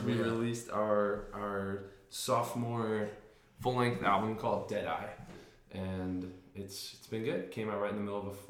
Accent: Red Hook, New York, United States; moved away as an adult; also born or lived in Boston, Massachusetts / Maine; I am from New York, but have been a Boston and Maine transplant traveler for many years now.

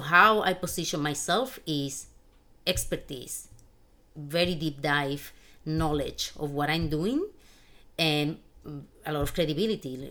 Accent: Spain; moved away as an adult; now in United States; I was born and raised in Spain in a very humble family

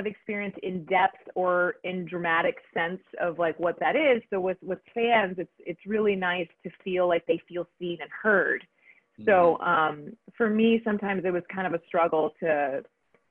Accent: Texas, United States; I like to be a representation of my Mexican culture, that I Tex-Mex people

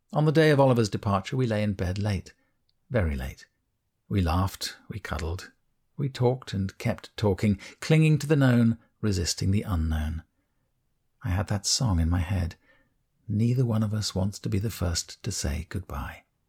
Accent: United Kingdom; I, being British

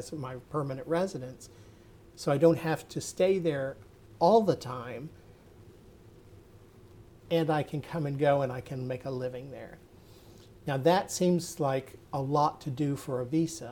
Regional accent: United States; moved away; also born or lived in New Zealand; as an American

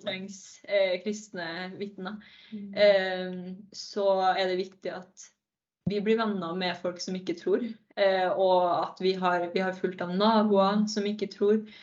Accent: Verdal, Trøndelag, Norway; moved away as an adult; now in Narvik, Norway; Jeg eh, kommer fra Verdalen

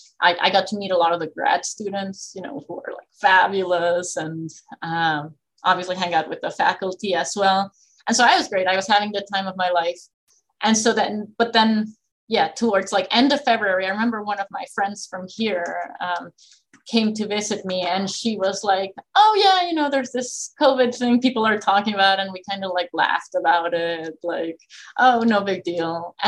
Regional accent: Texas, United States; I came from Texas, right? Texas time, Kansas time.

